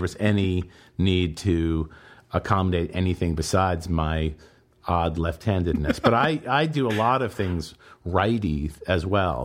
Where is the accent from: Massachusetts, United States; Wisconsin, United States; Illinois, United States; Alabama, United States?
Massachusetts, United States; Boston; now in New York City, United States; I was born in Boston, I was raised in Boston, uh, or outside in the suburbs of Boston